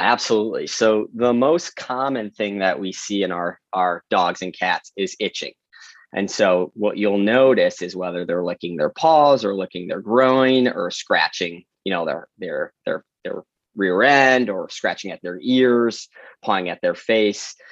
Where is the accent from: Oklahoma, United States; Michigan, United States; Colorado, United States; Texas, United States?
Michigan, United States; Detroit; moved away as an adult; also born or lived in New York City; born and raised in Metro Detroit, a Midwesterner at heart